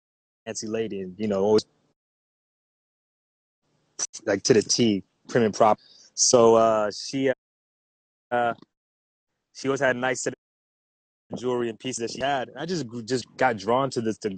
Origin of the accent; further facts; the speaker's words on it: New York, United States; also born or lived in Haiti; I was born in New York, St. John's Hospital, but I grew up in Haiti for the first couple of years